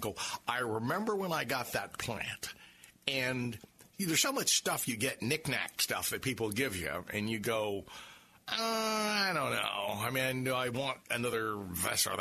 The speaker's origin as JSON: {"language": "English", "town": "St. Petersburg", "region": "Florida", "country": "United States", "tie": "born or raised there", "said": "I grew up in Northeast St. Pete"}